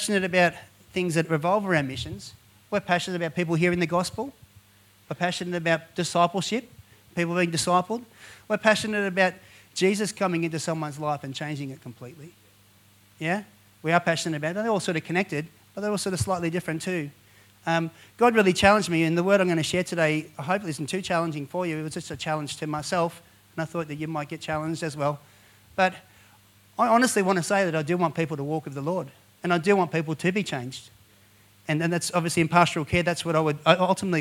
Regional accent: Penrith, New South Wales, Australia; now in Blue Mountains, Australia; Born and raised in Penrith as well. And we live in the Blue Mountains now

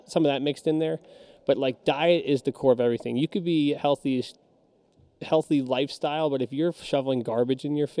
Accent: New Jersey, United States; I'm from Jersey

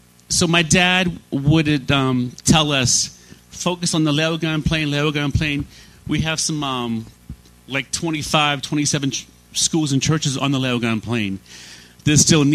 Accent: Worcester, Massachusetts, United States; now in Haiti; I grew up in Massachusetts. My dad had a church in the city of Worcester, inland.

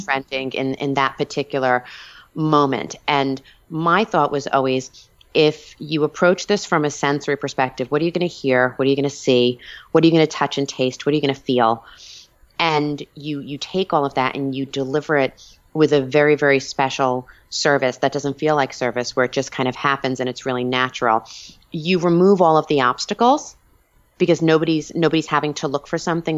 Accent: Long Island, New York, United States; moved away; So I'm Italian, I'm from Long Island, back east.

